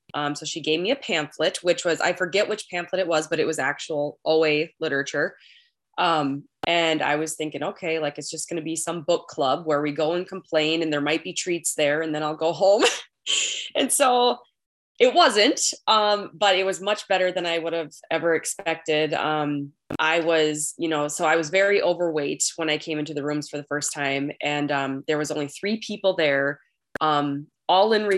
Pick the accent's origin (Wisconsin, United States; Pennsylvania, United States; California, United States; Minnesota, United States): Minnesota, United States; accent: Minnesotan; I am a recovered compulsive overeater from Minnesota